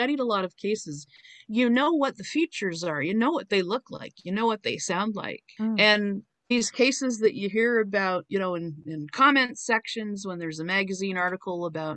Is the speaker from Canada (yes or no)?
yes; Canada; I'm from Canada